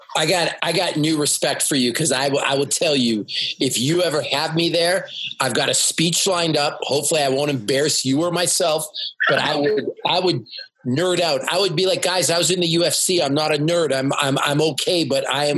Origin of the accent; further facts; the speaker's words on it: Canada; I'm a Canadian